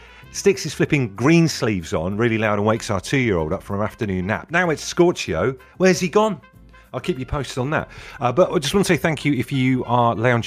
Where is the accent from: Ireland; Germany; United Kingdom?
United Kingdom; Brixham, South West England; moved away; I grew up in Brixham in Devon